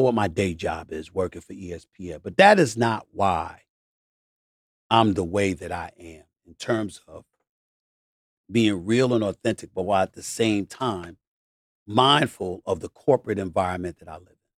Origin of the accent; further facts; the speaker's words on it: New York City, New York, United States; also born or lived in Bronx, New York City; as poor as myself and my family were growing up in Hollis, Queens, New York City, born in the Bronx on Hoe Avenue